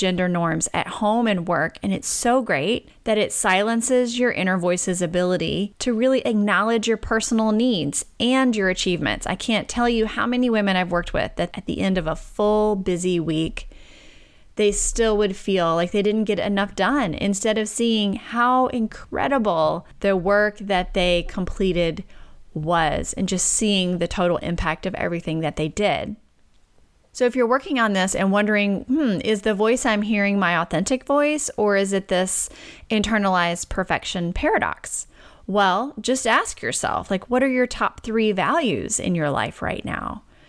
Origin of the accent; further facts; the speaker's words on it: Deep South, United States; and because I'm from the Deep South, I like to throw in obedient and selfless to the mix.